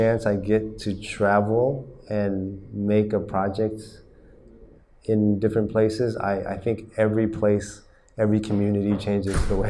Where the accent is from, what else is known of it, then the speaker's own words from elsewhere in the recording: Oklahoma, United States; moved away as an adult; also born or lived in Texas / California; now in Vietnam; I grew up in Oklahoma and Texas